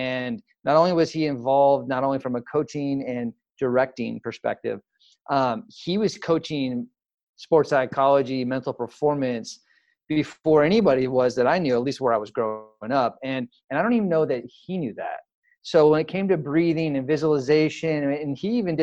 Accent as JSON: {"language": "English", "town": "San Ramon", "region": "California", "country": "United States", "tie": "born or raised there", "moved": "as an adult", "said": "I grew up in what they call the Bay Area. And so I grew about 20 minutes east of Oakland. So I lived in a small little town or city now called San Ramon"}